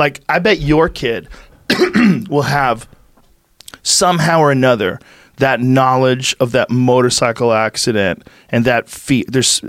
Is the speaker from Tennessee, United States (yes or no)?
no; Nebraska, United States; This is too weird, man. I grew up in Nebraska.